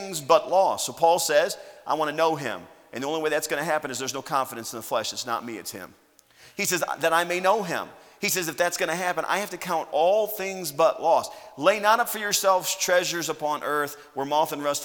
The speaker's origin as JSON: {"language": "English", "country": "United States", "said": "I'm an American."}